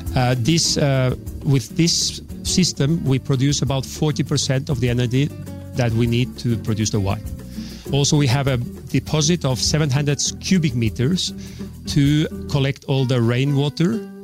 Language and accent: English; Spain; also born or lived in Oslo, Norway; my main education has been here in Spain